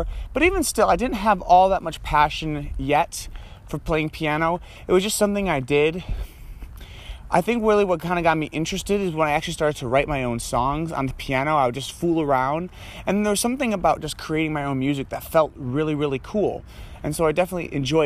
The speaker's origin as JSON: {"language": "English", "town": "Troy", "region": "Michigan", "country": "United States", "tie": "born or raised there", "also_born_or_lived": "Ann Arbor, Michigan", "said": "I grew up in Troy, not far from where I'm walking right now"}